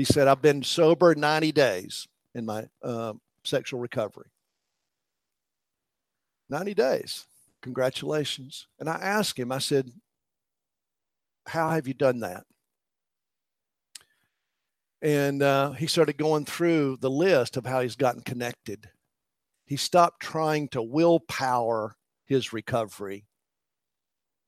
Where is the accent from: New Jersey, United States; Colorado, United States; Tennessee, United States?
Tennessee, United States; East; Part of the culture that I grew up in East Tennessee